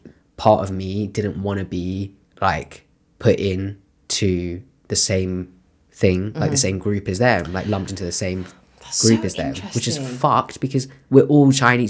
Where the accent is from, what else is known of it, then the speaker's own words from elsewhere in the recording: United Kingdom; accent: British; That like my voice or that my accent is like so British.